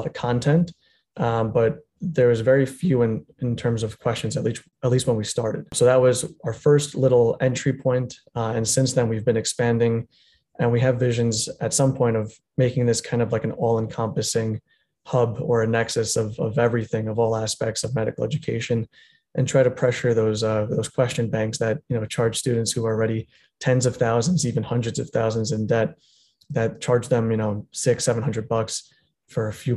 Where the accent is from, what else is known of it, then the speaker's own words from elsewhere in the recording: Long Island, New York, United States; moved away as an adult; also born or lived in Manhattan, New York; now in Florida, United States; I grew up actually in Long Island for half my life